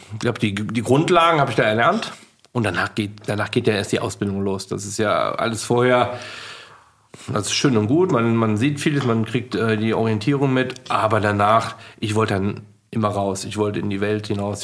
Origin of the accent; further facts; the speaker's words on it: Leverkusen, North Rhine-Westphalia, Germany; moved away; also born or lived in Sylt; Ich komme aus Leverkusen